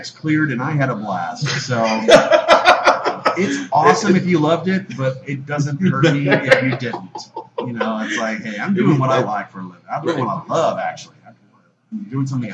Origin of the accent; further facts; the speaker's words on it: Dallas, Texas, United States; also born or lived in Lake Charles, Louisiana; my folks moved to Dallas, so I'm basically a Texan